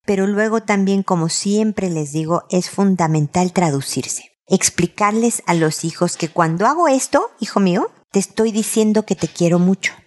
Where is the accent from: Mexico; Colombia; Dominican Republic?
Mexico; como dicen en mi tierra, México